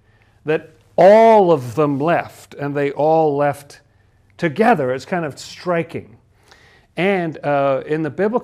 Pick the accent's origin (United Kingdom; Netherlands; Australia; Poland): United Kingdom; England; I grew up in England. I was a little British boy, wasn't I? And it was post-war England. I was born in 1956